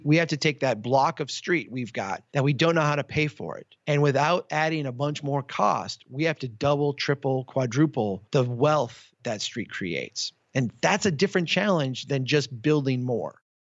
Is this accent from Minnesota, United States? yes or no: yes; Minnesota, United States; my home state of Minnesota